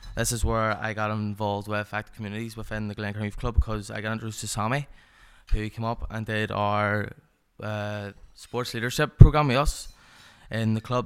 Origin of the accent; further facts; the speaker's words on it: Belfast, Northern Ireland, United Kingdom; also born or lived in Carrickfergus; I was from the Lower Shanghai area of Belfast